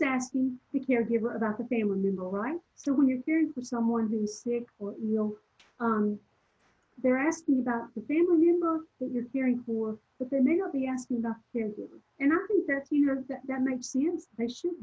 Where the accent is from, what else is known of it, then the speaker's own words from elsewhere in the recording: Southern, United States; accent: Southern; my Southern accent